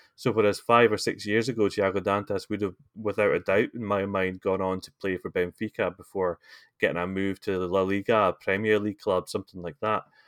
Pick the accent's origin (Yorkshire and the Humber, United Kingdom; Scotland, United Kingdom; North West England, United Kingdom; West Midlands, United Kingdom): Scotland, United Kingdom; As a Scotsman